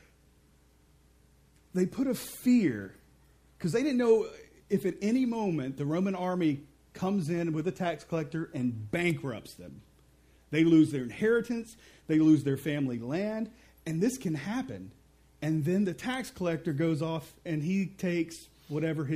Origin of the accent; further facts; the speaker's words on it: Mississippi, United States; I'm from Mississippi.